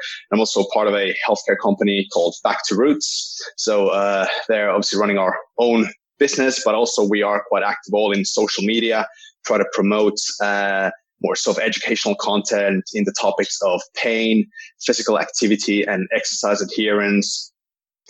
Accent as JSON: {"language": "English", "country": "Finland", "also_born_or_lived": "Wales, United Kingdom", "said": "I'm from Finland."}